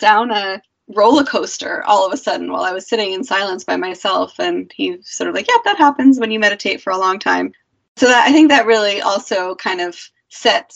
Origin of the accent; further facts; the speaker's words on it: New Hampshire, United States; moved away; also born or lived in Peru; growing up in, you know, New Hampshire until I moved to Peru